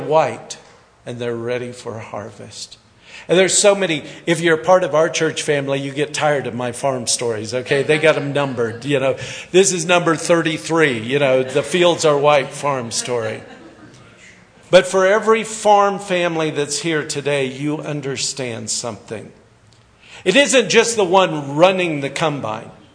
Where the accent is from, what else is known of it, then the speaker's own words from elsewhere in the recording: Kansas, United States; also born or lived in Hagerman, Idaho; now in California, United States; I'm actually a farm boy from Kansas, so all you farmers have to like me. I'm a wheat farmer, grew up on a farm in Kansas